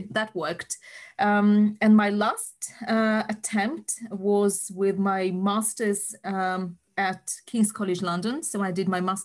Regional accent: Uzbekistan; moved away as an adult; now in United Kingdom; I'm from Uzbekistan, Central Asia. So the very first uni I went to, aged 18, was Bukhara State University

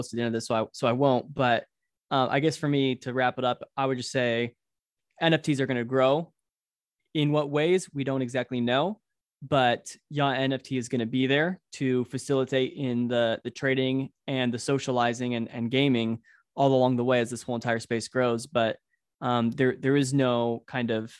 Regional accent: Orange County, California, United States; I'm from Orange County

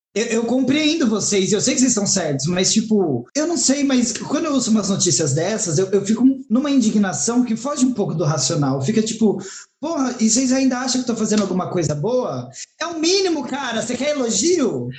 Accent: Brazil; eu sou brasileira

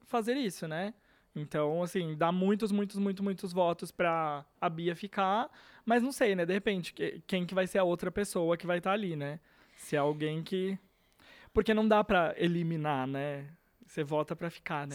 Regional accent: Brazil; A gente é brasileiro

